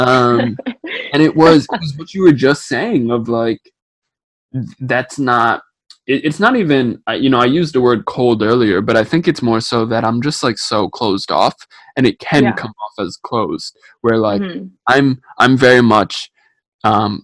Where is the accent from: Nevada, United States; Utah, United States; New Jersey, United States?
New Jersey, United States; I'm from Jersey